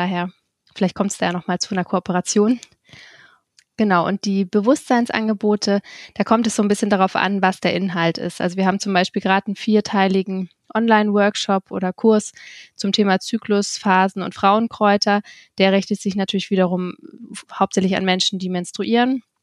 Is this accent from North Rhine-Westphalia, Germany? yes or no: no; Kiel, Schleswig-Holstein, Germany; moved away; ähm, 32 Jahre alt. Ich bin ursprünglich in Kiel geboren und nachdem ich auch viele Jahre anderweitig in der Welt unterwegs war, wohne ich jetzt auch wieder in Kiel